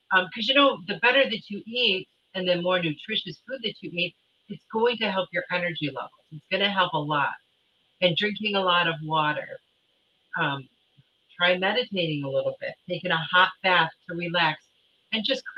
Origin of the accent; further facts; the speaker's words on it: Michigan, United States; moved away; I grew up in Michigan, so we had some really nasty winters when I was a kid